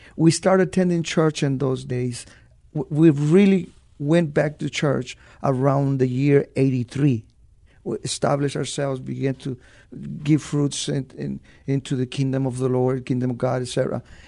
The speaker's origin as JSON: {"language": "English", "town": "Los Angeles", "region": "California", "country": "United States", "tie": "born or raised there", "also_born_or_lived": "Zacatecas, Mexico", "moved": "as an adult", "lives_now": "San Antonio, United States", "said": "at a very young age, uh, I, I moved to East L A, and, uh, I grew up in East L A."}